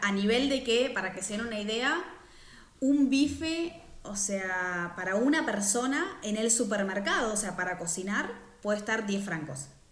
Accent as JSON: {"language": "Spanish", "country": "Argentina", "moved": "as an adult", "lives_now": "Switzerland", "said": "soy una argentina en Suiza"}